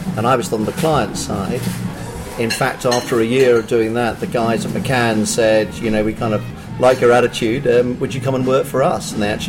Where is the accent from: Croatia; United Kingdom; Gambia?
United Kingdom; London; moved away; I was born in London, based in a famous place called Wimbledon, from a Scottish father and a Swiss-French mother, which means that I'm half Scottish, quarter Swiss, quarter English